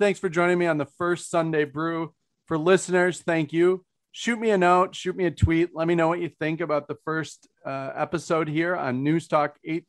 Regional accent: Minnesota, United States; I've been accused of not being very Minnesotan because I'm a Scandinavian who says what I think now and then.

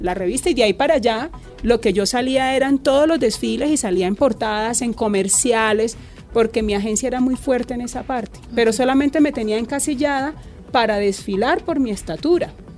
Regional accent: Cúcuta, Norte de Santander, Colombia; yo me crié en Cúcuta

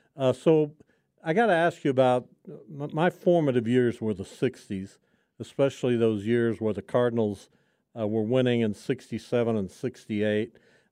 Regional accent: Canada; because I'm Canadian

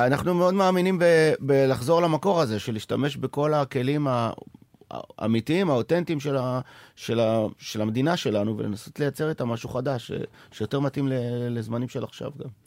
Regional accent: Sderot, Southern District, Israel; now in Tel Aviv, Israel; ואני עדיין ילד משדרות

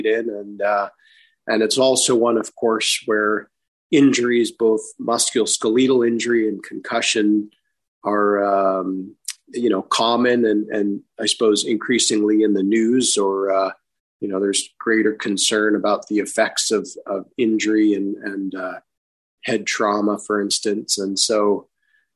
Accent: Calgary, Alberta, Canada; moved away; also born or lived in Vancouver, Canada; my youth growing up in Calgary, Alberta

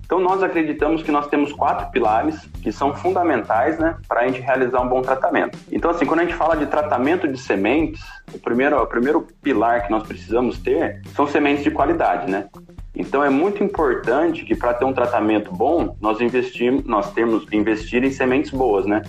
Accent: Holambra, São Paulo, Brazil; eu sou natural de São Paulo, de Olambra, a terra das flores

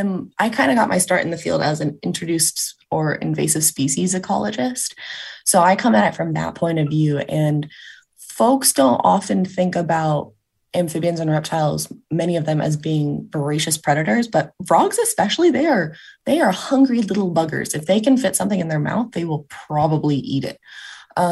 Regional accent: California, United States; So as I said, I grew up in Southern California

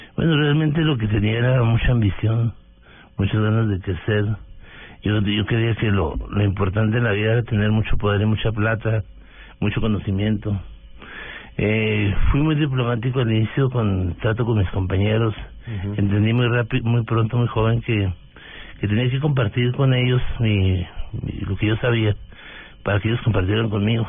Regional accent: Delicias, Chihuahua, Mexico; moved away as an adult; now in Bogotá, Colombia; Yo soy un mexicano de origen humilde del norte de México, de Ciudad de Chihuahua es una población de 120.000 mil habitantes. Eh, crecí en, Delicias

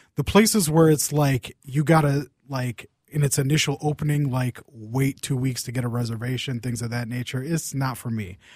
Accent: Saint Paul, Minnesota, United States; I grew, I grew up in Saint Paul

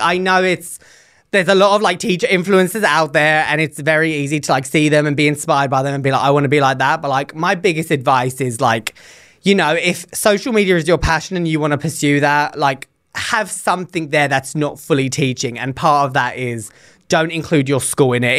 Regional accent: England, United Kingdom; moved away as an adult; now in United States; when I was growing up in England, when I was doing my teacher training

